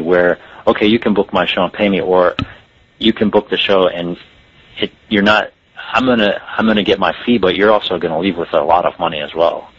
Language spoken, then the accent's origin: English; the South, United States; growing up in the South and the small town that I did